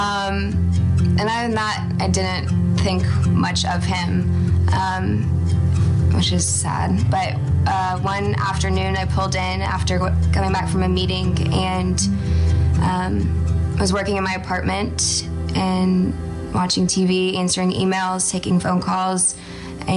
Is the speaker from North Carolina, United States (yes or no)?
no; Austin, Texas, United States; I am from Austin, Texas